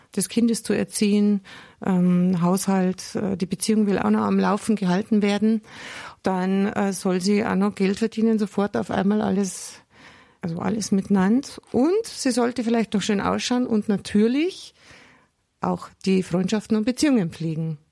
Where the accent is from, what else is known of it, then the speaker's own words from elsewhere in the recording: Germany; bei uns in Deutschland